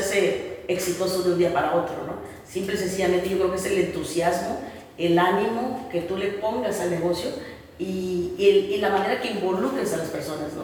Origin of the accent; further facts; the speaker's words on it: Chiapas, Mexico; also born or lived in Mexico City; Regreso a Chiapas porque siempre quise ir y volver para hacer algo por, por mi tierra, por Chiapas.